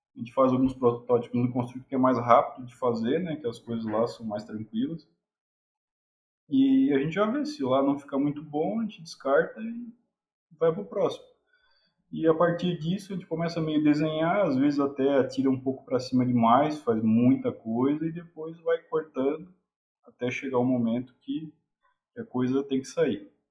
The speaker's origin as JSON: {"language": "Portuguese", "town": "Garopaba", "region": "Santa Catarina", "country": "Brazil", "said": "eu sou de Garopaba"}